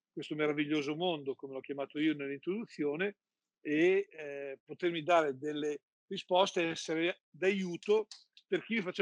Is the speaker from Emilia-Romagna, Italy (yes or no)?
yes; Emilia-Romagna, Italy; io sono innamorato eh, di due panettoni che sono legati alla mia terra. Uno è il marzapane romagnolo